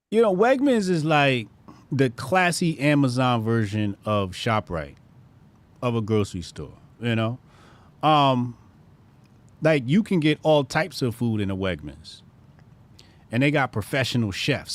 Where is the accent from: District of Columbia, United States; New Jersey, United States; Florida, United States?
New Jersey, United States; we're in Jersey, right? This is my home state